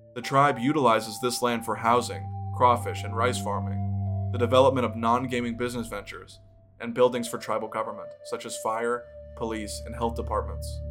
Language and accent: English; Elton, Louisiana, United States; first language English; Elton, Louisiana, my hometown